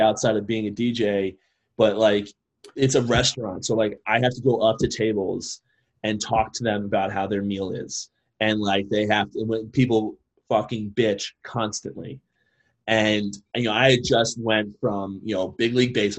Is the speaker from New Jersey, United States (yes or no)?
yes; Colts Neck, New Jersey, United States; I grew up in Jersey, grew up in Colchester, New Jersey